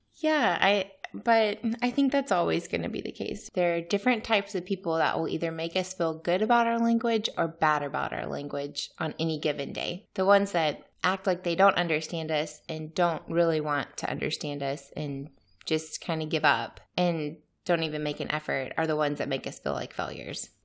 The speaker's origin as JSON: {"language": "English", "country": "United States", "first_language": "English", "moved": "as an adult", "lives_now": "Turkey", "said": "I'm American"}